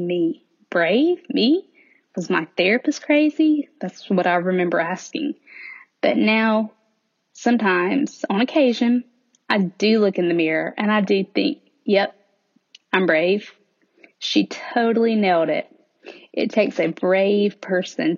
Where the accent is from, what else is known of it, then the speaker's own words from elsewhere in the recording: the South, United States; accent: Southern; in case my accent doesn't make it obvious, I do live in the South, and I have lived in the South all of my life